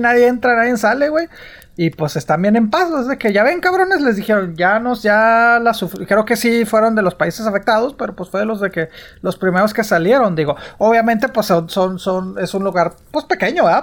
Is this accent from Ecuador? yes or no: no; Mexico; uno como mexicano